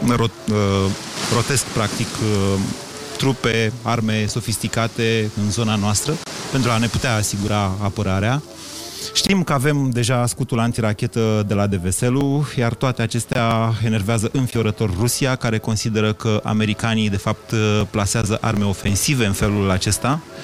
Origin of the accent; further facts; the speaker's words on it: Romania; ca român